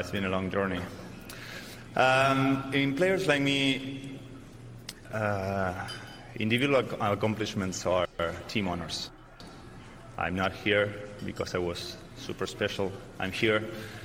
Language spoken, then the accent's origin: English; Argentina; moved away; back in my hometown with Estudiantes, and, you know, playing in front of my family and friends at the highest stage in my Argentinian basketball